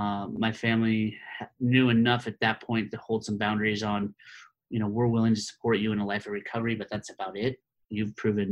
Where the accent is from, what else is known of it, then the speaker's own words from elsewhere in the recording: Palos Verdes, California, United States; now in Roaring Fork Valley, United States; I grew up in the South Bay area of Los Angeles in a place called Palos Verdes, which is a kind of a well-to-do neighborhood in the, like I said, in the South Bay of Los Angeles.